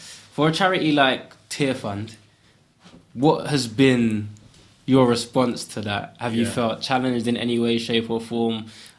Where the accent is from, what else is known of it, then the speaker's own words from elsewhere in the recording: Ghana; now in United Kingdom; So for me, as a Westerner, effectively, I know I'm from Ghana originally, but someone coming from England saying, yo, like, here's a bit of money, it's kind of insulting.